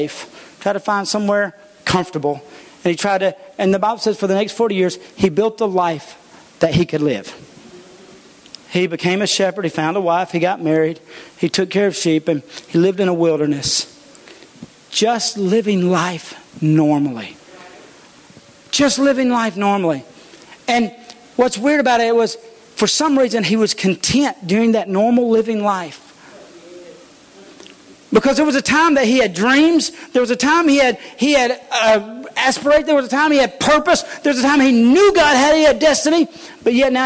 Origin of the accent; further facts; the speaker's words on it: United States; I'm an American